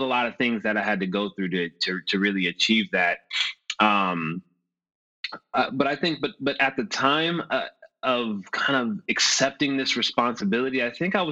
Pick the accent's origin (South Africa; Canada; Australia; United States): United States; Los Angeles, California; I grew up in Los Angeles, born and raised